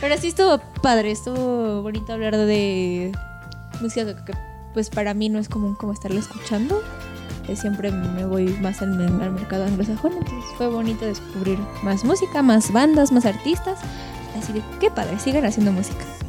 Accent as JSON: {"language": "Spanish", "country": "Mexico", "said": "nosotros somos mexicanos"}